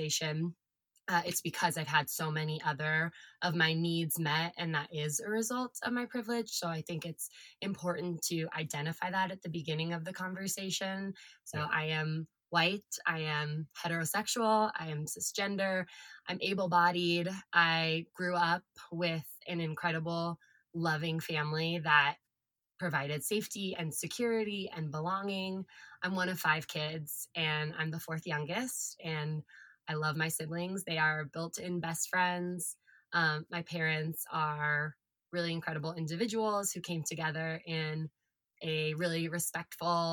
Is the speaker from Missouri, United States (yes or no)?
no; California, United States; I am California born and bred. I always say that I Goldilocks'd California because I was born in Central California, and then we moved to Southern California when I was like 9, 10 years old